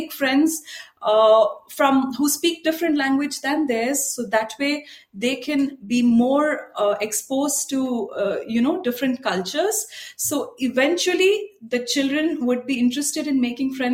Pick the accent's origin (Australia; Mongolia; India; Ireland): India; Mumbai, Maharashtra; also born or lived in France; I'm from Mumbai.